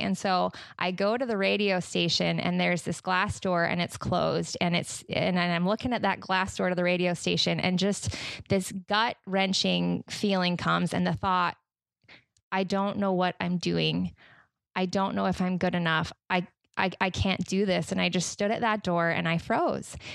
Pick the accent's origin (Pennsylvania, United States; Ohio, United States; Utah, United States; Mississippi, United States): Utah, United States; now in Michigan, United States; I am originally from Utah.